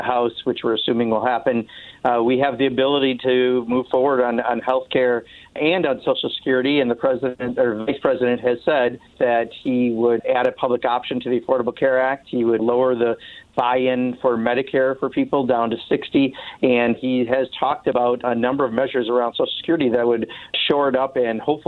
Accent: Kenosha, Wisconsin, United States; Kenosha, Wisconsin, which happens to be my hometown

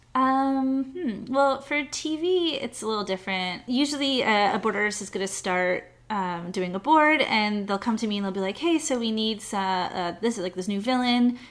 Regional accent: Montreal, Quebec, Canada; moved away; I was born in Canada, so I'm from Montreal.

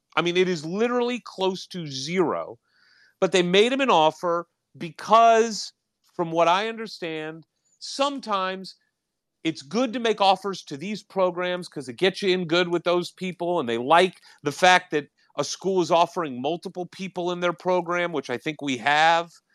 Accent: St. Louis, Missouri, United States; moved away; also born or lived in Indiana; I'm, well, originally from Saint Louis. Went to school at I U, my dad's from Gary

